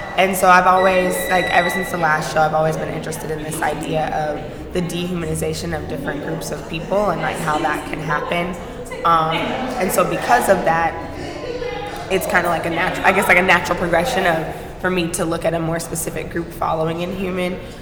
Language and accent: English; Atlanta, Georgia, United States; I'm from Atlanta. My mom's side is from Atlanta